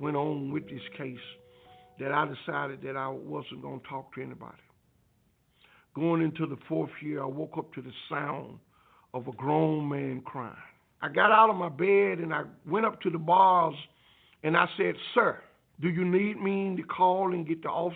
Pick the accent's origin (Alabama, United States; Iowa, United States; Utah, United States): Alabama, United States; I grew up outside of Birmingham, a little place called Preco, Alabama.